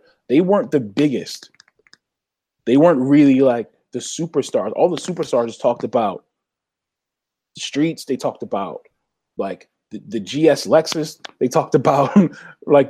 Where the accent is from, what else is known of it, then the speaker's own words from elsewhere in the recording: Philadelphia, Pennsylvania, United States; everybody I saw every day growing up in Southwest Philly.